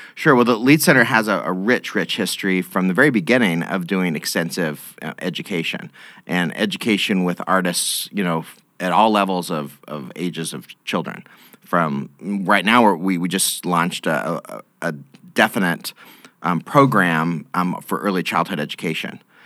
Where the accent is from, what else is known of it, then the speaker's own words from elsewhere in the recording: Boise, Idaho, United States; moved away as an adult; now in Lincoln, United States; I grew up in in Idaho, in the, the Boise area